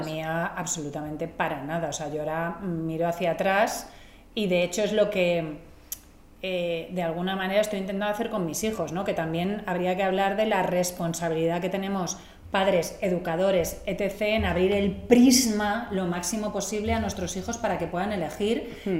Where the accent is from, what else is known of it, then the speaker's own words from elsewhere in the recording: Catalonia, Spain; yo soy catalana